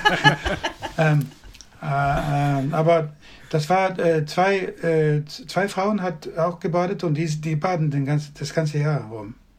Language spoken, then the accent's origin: German; western Sweden, Sweden; German is a second language; now in Skåne, Sweden; ich bin nicht in Südschweden geboren, sondern im Westen von Schweden